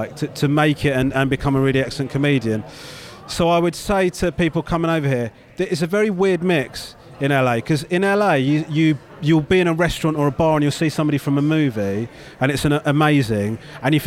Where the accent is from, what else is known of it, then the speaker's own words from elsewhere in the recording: United Kingdom; me as a Brit